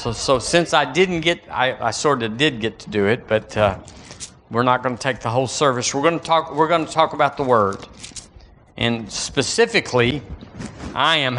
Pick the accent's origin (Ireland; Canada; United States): United States; Thank God I'm an American.